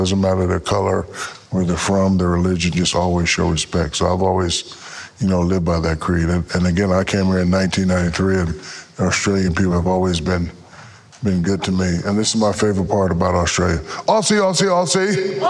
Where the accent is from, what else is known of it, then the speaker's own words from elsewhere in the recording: Newark, New Jersey, United States; moved away; also born or lived in Georgia / Germany; No, I'm born and raised in Newark, New Jersey. And my father was a military drill sergeant.